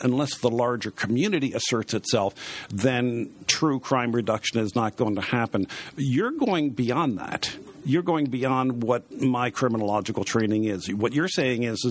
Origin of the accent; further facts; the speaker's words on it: Baltimore, Maryland, United States; I was born and raised in Baltimore